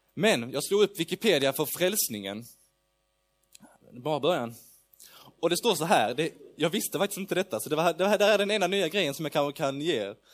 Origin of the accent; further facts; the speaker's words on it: Lund, Skåne, Sweden; jag kommer från Lund. Eh, jag bor i Lund